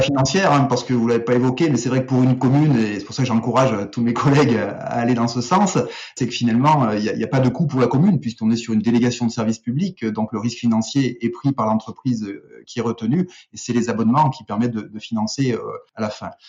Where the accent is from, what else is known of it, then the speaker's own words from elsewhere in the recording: Auvergne-Rhône-Alpes, France; on est des Auvergnats